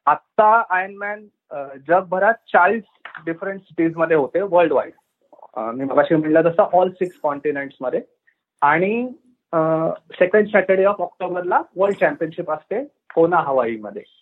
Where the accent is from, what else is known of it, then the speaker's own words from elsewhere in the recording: Pune, Maharashtra, India; मी आणि माझी बहीण आम्ही पुण्यात वाढलो आणि आमच्या घरापासून अक्षरशः पाचशे मीटरवर टिळक टँक नावाचा मोठा स्विमिंग पूल होता